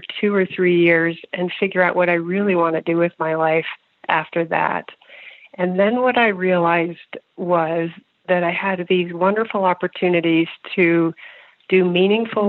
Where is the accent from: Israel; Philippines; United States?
United States; Northern Virginia; also born or lived in Pennsylvania; I grew up in Northern Virginia